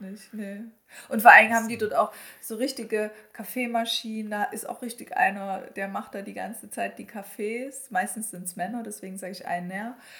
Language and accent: German; Germany; bei uns in Deutschland